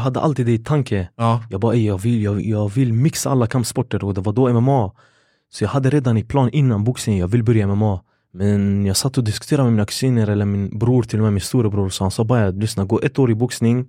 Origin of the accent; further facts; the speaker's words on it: Gothenburg, Västra Götaland, Sweden; also born or lived in Kurdistan; Vi bodde i Hammarkullen i Angered och det fanns en taekwondoklubb. Den hette Lejon Taekwondo och det var en kurdägare då vi är från Kurdistan